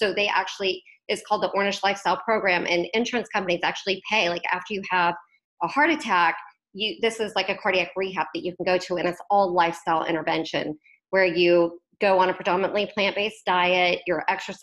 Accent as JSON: {"language": "English", "town": "Wichita", "region": "Kansas", "country": "United States", "tie": "born or raised there", "said": "I grew up in Wichita, Kansas"}